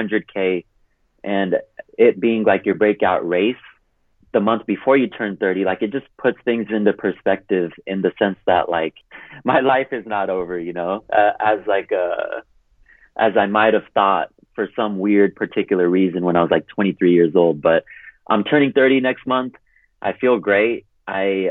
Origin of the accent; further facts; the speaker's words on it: Hercules, California, United States; moved away as an adult; also born or lived in Punjab, India; now in Denver, United States; I grew up in Hercules, California, which is 20 miles north of Oakland